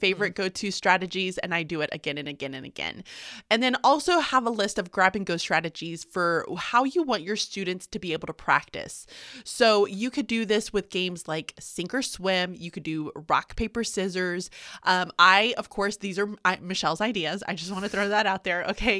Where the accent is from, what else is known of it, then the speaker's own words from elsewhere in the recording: the South, United States; I'm from the South